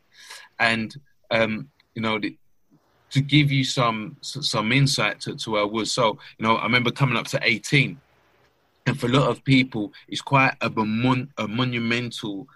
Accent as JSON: {"language": "English", "region": "London", "country": "United Kingdom", "tie": "born or raised there", "said": "I grew up in East London, Stratford, very much a financially deprived area"}